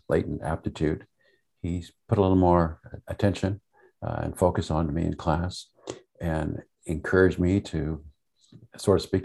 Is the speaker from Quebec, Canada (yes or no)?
yes; Montreal, Quebec, Canada; also born or lived in Vermont, United States; I grew up in Montreal